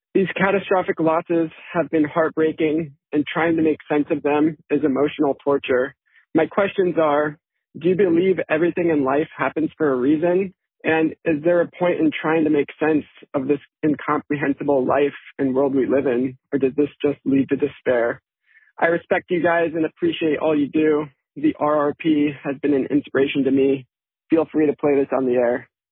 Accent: Ventura, California, United States; moved away as an adult; now in Palo Alto, United States; I left my hometown, Ventura, California

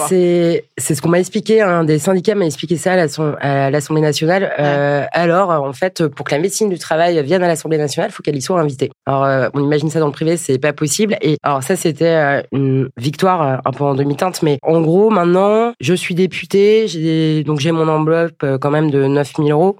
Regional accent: Rennes, Brittany, France; je viens de Rennes avec Edmond Hervé.

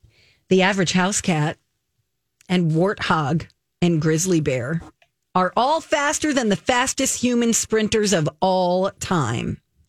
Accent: Canada; I'm a fellow Canadian.

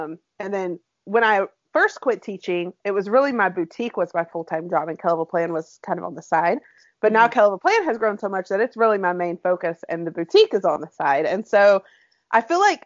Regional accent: Alabama, United States; now in Texas, United States; growing up in Alabama

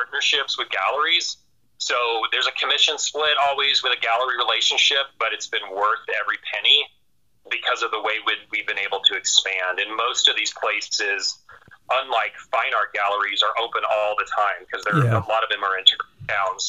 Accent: Florida, United States; now in Colorado, United States; we're from Florida

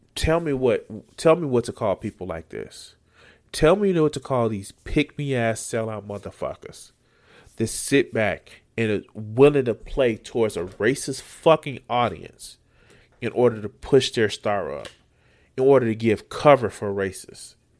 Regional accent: Chicago, Illinois, United States

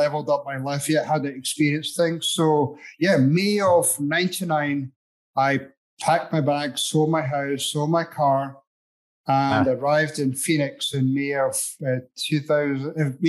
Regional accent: Edinburgh, Scotland, United Kingdom; moved away as an adult; also born or lived in Grand Island, Nebraska / Arizona; now in United States; grew up in Edinburgh in Scotland, had a great life across there

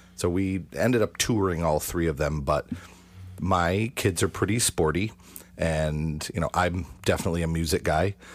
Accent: Western New York, United States; we're from Western New York, and that's kind of the home of Kodak.

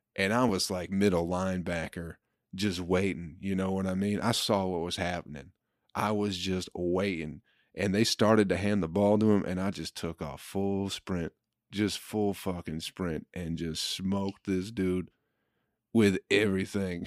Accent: Michigan, United States; in Michigan, we just didn't get a lotta people from Egypt

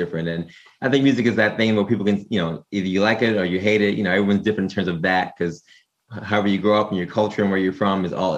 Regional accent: New York City, New York, United States; We're both from Brooklyn.

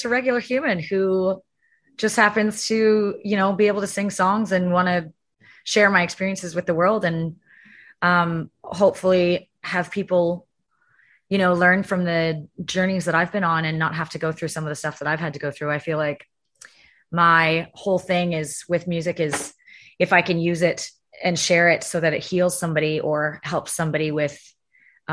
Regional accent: Canada; moved away as an adult; also born or lived in Scotland (ancestry); now in Nashville, United States; I'm from Canada, so I've been here for a while and kind of got acclimated

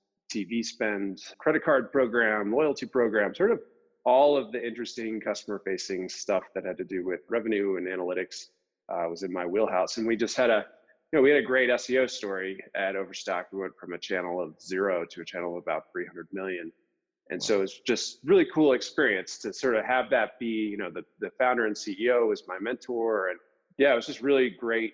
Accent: East Coast, United States; moved away as an adult; also born or lived in Salt Lake City, Utah; I'm actually from the East Coast

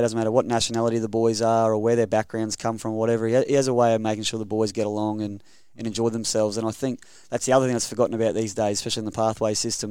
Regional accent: Rockhampton, Queensland, Australia; born and bred Queenslander. Proud of it

